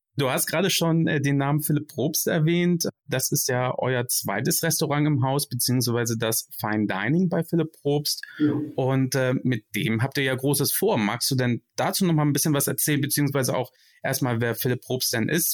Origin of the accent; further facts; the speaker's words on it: Hamburg, Germany; now in Frankfurt, Germany; als gebürtiger Hamburger